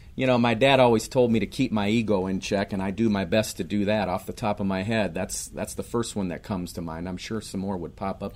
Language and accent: English; Minneapolis, Minnesota, United States; also born or lived in St. Louis area / Raleigh; now in Apex, United States; Born and raised in Minneapolis.